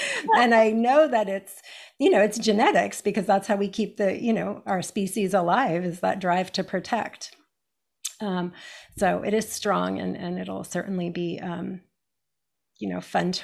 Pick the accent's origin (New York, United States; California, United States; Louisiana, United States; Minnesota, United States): California, United States; I grew up in America, in California